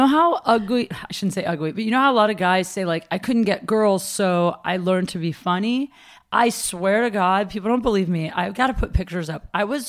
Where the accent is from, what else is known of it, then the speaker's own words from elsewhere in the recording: Ohio, United States; I'm from Ohio.